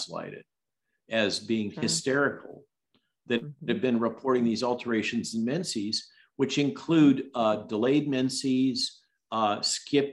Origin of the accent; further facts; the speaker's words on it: California, United States; moved away; my home state